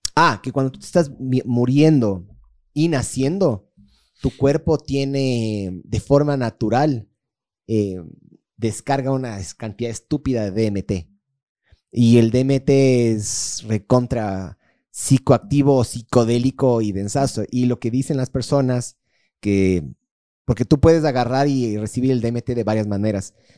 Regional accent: Ecuador

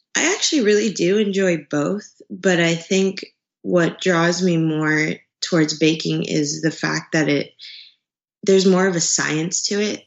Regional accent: Dallas area, Texas, United States; moved away as an adult; now in California, United States; I'm from Dallas. Um, really a a small town, kind of almost an hour out of downtown, in uh, downtown Dallas.

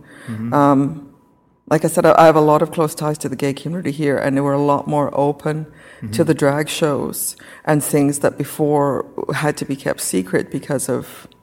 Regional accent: England, United Kingdom; now in Saskatchewan, Canada; I'm originally from England.

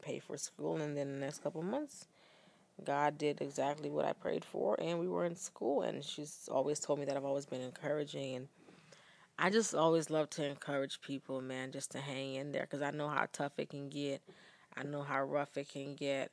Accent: Bahamas; now in United States; we were growing up in Bahamas

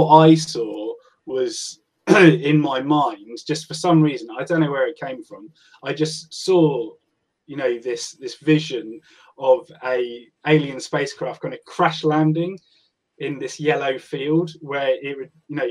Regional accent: Hampshire, South East England, United Kingdom; I'm from Hampshire.

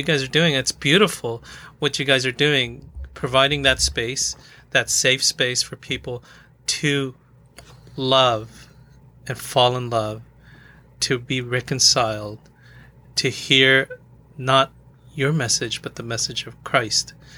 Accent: Philippines; I'm Filipino

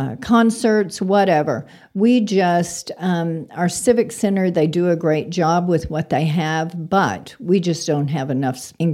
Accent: Alabama, United States; born there; I'm a Southern girl. I was born in Alabama, and I love fried green tomatoes, and there are several out there.

